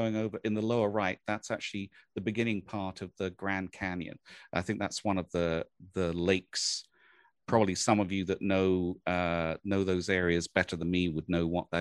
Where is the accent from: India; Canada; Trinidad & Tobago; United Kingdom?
United Kingdom; England; moved away; where I was born and raised in England